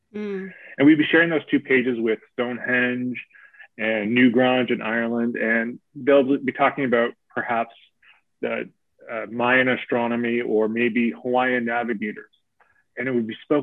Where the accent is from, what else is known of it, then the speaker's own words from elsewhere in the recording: Newfoundland and Labrador, Canada; now in Toronto, Canada; I'm Mi'kmaq and settler from, I grew up in Newfoundland or Dananogulp. That's where my family's from, the west coast of the island